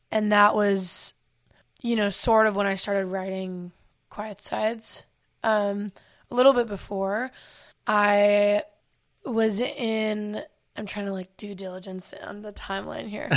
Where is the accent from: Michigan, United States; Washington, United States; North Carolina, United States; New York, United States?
North Carolina, United States; Asheville; moved away as an adult; also born or lived in Florida; now in Los Angeles, United States; I, um, live in Asheville since I was four, and that's just where, I mean, I was born in Florida, but I moved to Asheville, and that's, like, all my formative time